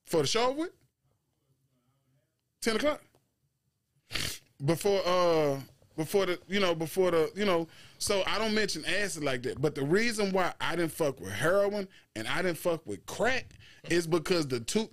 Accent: Texarkana, East Garland, Texas, United States; growing up in Texarkana, right, and East Garland

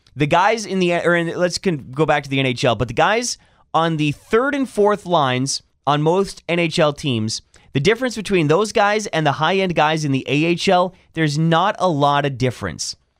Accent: Canada; I would lean towards Canadian, just being Canadian

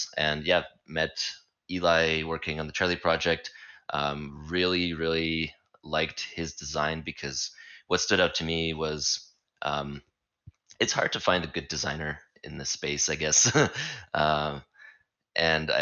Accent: Canada; also born or lived in Saskatchewan, Canada; I'm also from Canada

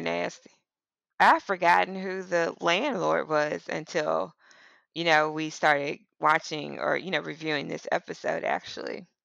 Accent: Mississippi, United States; moved away as an adult; also born or lived in northeastern United States; I'm from Mississippi. I moved to a relatively urban, northeast area

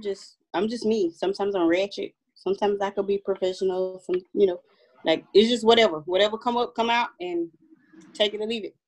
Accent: New Orleans, Louisiana, United States; now in Atlanta, United States; I'm out here in Atlanta. I'm from New Orleans all day, every day.

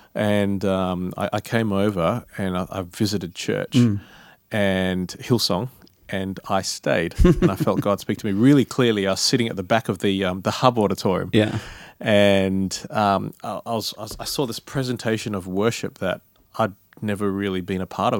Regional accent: Perth, Western Australia, Australia; moved away as an adult; now in Sydney, Australia; I come from Perth

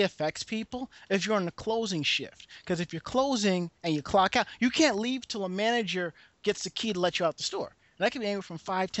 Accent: New York, United States; we're from New York.

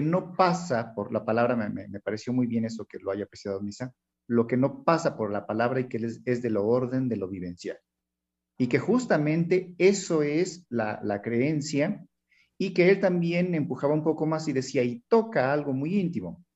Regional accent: Hidalgo, Mexico; also born or lived in Mexico City; aunque yo nací en la Ciudad de México, pero yo crecí acá en Hidalgo, ¿no? En un pueblo

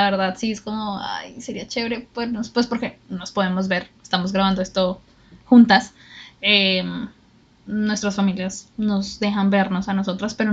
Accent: Colombia; bueno, nosotros somos de Colombia

